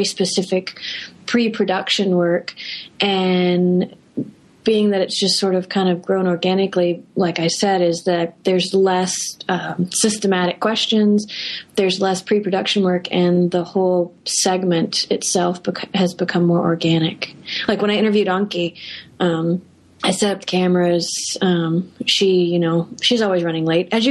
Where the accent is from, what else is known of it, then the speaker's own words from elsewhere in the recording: United States; being an American